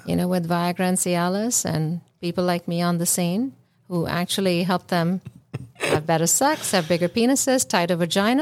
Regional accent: India; moved away; I come from India

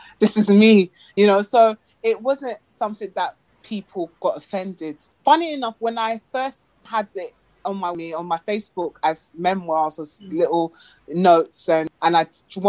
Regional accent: Ghana; also born or lived in England; being in England, you're proud. Yeah, I'm Ghanaian and I'm proud. Then you come to Ghana and then people question whether you're actually Ghanaian.

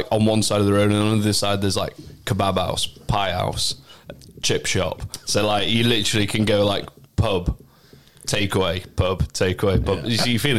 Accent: Doncaster, Yorkshire and the Humber, United Kingdom; also born or lived in London; now in Bristol, United Kingdom; I'm from Doncaster

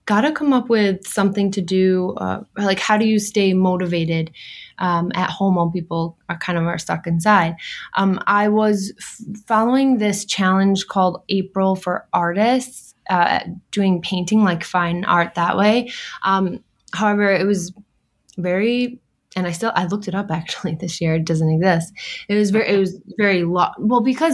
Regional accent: Syracuse, New York, United States; moved away as an adult; now in Long Island, United States; We're from originally from Syracuse, New York, and we made our way down to Long Island in 2016

